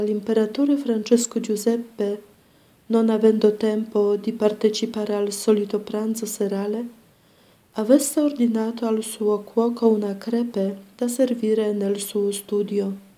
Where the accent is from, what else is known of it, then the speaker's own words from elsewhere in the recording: Poland; moved away; sono polacca